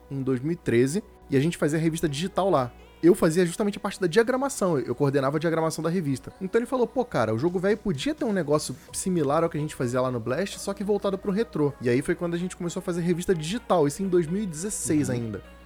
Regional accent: Rio de Janeiro, Brazil; now in São Paulo, Brazil; Quando eu mudei para São Paulo, eu sou do Rio de Janeiro

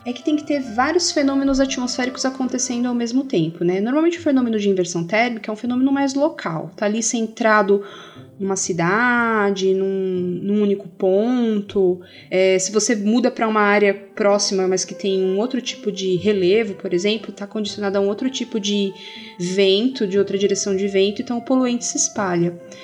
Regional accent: São Paulo, Brazil; moved away as an adult; now in Minas Gerais, Brazil; eu sou de São Paulo e estou em Minas há pouco tempo

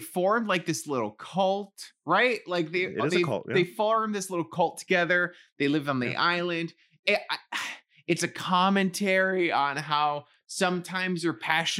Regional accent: New York City, New York, United States; I grew up in the Bronx.

